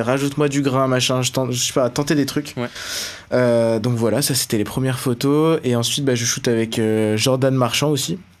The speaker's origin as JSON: {"language": "French", "town": "Beaune", "region": "Bourgogne-Franche-Comté", "country": "France", "said": "je viens de Beaune, euh, en Côte d'Or"}